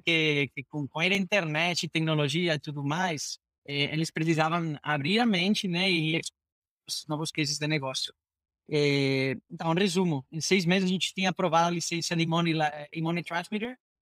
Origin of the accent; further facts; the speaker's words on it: Spain; Portuguese is a second language; moved away as an adult; now in Brazil; Sou, sou um gringo espanhol, fazendo minha minha terceira carreira em fintech é, agora no Brasil